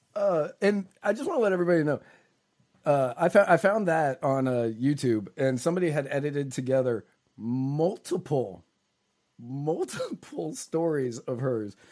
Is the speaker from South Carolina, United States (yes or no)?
no; Virginia, United States; I grew up in Virginia